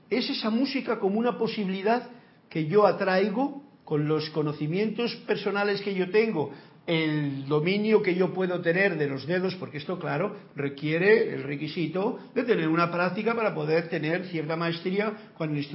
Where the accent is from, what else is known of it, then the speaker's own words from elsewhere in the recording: Mexico; Y yo soy de México, viva México y viva España